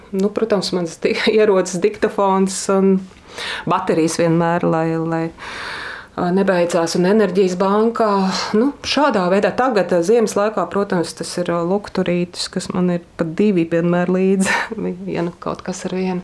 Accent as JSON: {"language": "Latvian", "country": "Latvia", "said": "es esmu no Latvijas"}